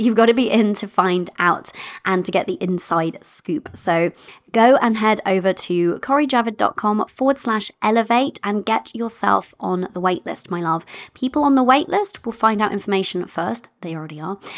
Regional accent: United Kingdom; I'm British in that way

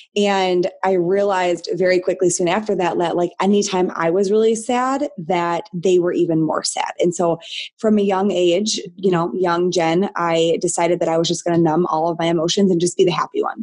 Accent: Michigan, United States; I'm born and raised in Michigan

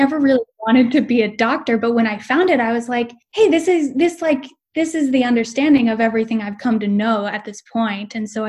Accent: Boise, Idaho, United States; So I am originally from Boise, Idaho, and I moved around a lot growing up.

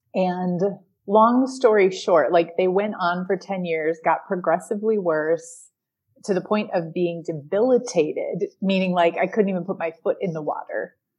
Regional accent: Green Bay, Wisconsin, United States; now in Dominican Republic; I am from Green Bay, Wisconsin.

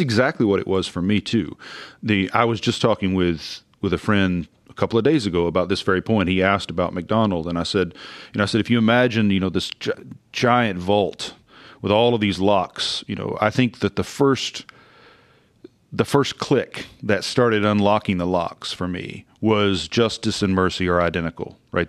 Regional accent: Oklahoma, United States; I grew up in Oklahoma in a independent Pentecostal church

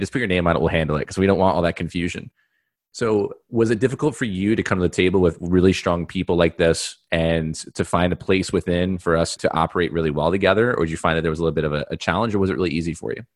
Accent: New York, United States; I'm from New York

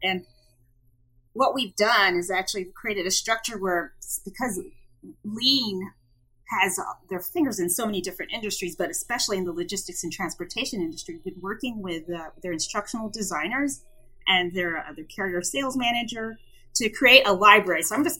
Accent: New Jersey, United States; born there; also born or lived in Iceland; I was born in New Jersey, but I've actually lived everywhere because I'm a Navy brat. So because of that, I've lived all over the U.S. and even in Iceland.

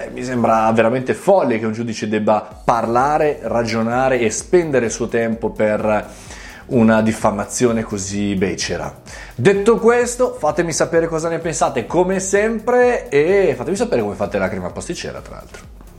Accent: Italy

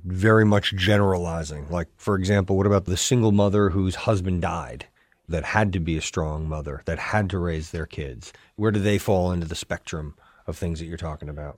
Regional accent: New York, United States; moved away as an adult; now in Hoboken, United States; I'm from New York, but I live in Hoboken, New Jersey

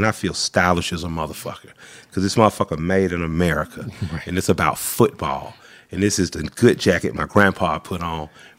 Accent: the South, United States; well, you know, I'm a Southerner, so you know

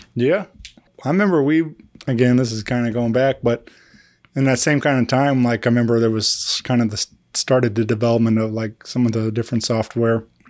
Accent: Wentzville, Missouri, United States; my hometown. I grew up in Wentzville

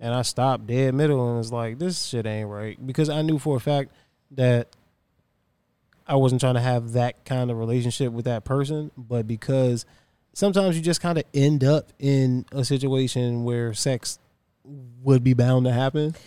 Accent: Virginia, United States; I'm from Virginia

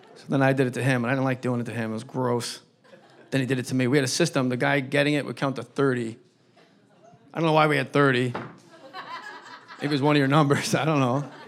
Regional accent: New Jersey, United States; my home state of New Jersey

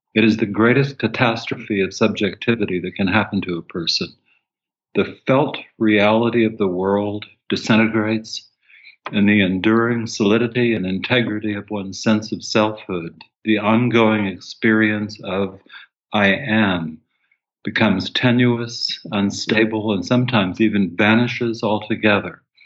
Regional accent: Tucson, Arizona, United States; I grew up in Tucson, Arizona, and, and went to the university there.

